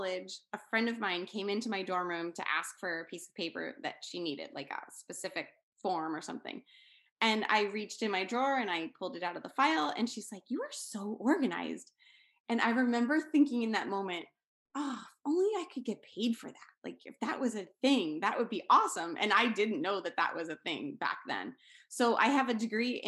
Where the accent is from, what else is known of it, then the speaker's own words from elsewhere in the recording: Pennsylvania, United States; I'm from Pennsylvania in the United States